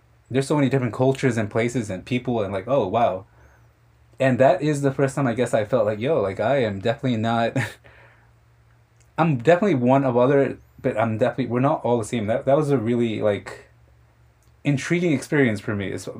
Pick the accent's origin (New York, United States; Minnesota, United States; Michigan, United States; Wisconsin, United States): New York, United States; New York City; I was born here in Queens, but my parents are Mexican.